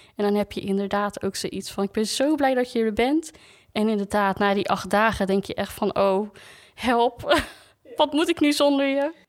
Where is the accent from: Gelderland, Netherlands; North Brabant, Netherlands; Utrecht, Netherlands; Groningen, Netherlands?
Groningen, Netherlands; moved away; ik kom oorspronkelijk uit Groningen